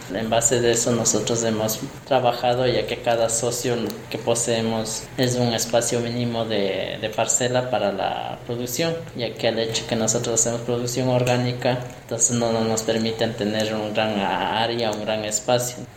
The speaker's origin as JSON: {"language": "Spanish", "town": "Riobamba", "region": "Chimborazo", "country": "Ecuador", "said": "soy de acá de la comunidad de Cuatro Esquinas"}